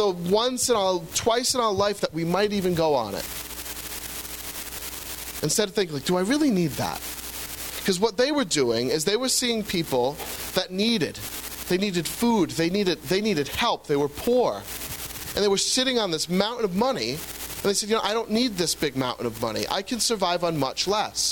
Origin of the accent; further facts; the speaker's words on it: United States; As Americans